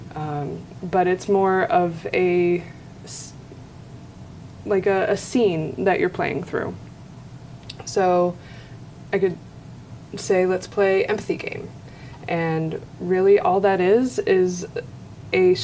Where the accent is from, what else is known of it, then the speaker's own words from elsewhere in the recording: Ohio, United States; moved away as an adult; also born or lived in Florida / Maui, Hawaii / Denver / Michigan; now in Northwest Arkansas, United States; I was born in Florida, grew up in Ohio